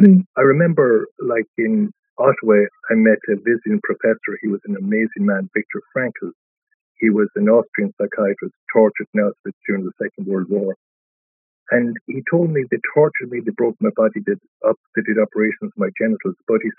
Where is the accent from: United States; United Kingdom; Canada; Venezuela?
United Kingdom; Dundee, Scotland; Now, the fact that I had the power to choose was totally lost on me growing up in Dundee.